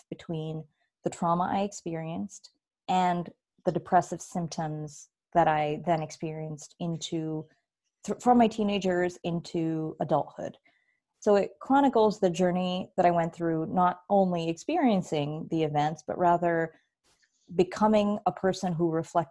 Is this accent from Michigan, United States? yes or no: no; San Diego, California, United States; moved away as an adult; also born or lived in Bay Area, California / Chicago, Illinois; I grew up in San Diego, and I went to college up in the Bay Area